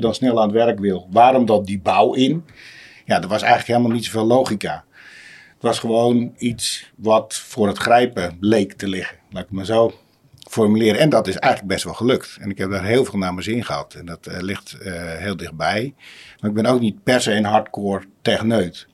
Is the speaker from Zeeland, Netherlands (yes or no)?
no; Uitgeest, North Holland, Netherlands; moved away as an adult; also born or lived in Wormerveer; now in Zaanstad, Netherlands; eigenlijk in een dorpje en net naast, uit Geest